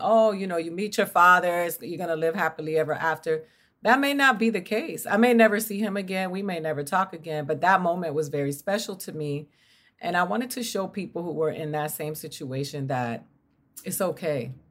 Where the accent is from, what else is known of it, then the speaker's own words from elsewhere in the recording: Miami, Florida, United States; moved away as an adult; I grew up in Miami